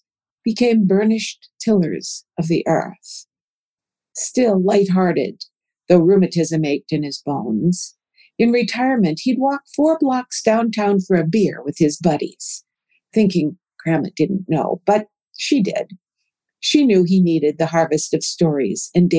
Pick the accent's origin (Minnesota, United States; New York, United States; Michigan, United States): Minnesota, United States; now in Oklahoma, United States; I grew up in Minnesota in a Scandinavian and German culture where grandparents were formal.